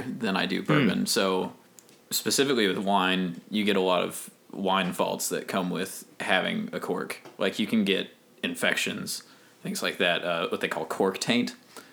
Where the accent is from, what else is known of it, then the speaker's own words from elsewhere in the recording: Kentucky, United States; I'm from Kentucky